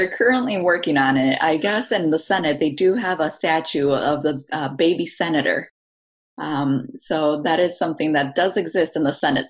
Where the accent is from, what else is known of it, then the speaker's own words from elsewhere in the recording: Aurora, United States; I was born and raised in Aurora. I consider myself Mexican American, and living in this country, knowing both cultures, I think that's really important to have.